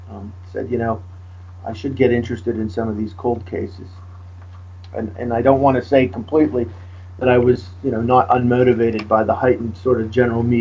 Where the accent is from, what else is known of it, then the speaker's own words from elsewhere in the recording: Pittsburgh, Pennsylvania, United States; you know, we're both from the Pittsburgh area. My uh, graduate degrees are from Duquesne University, and my bachelor's degree is from Grove City College.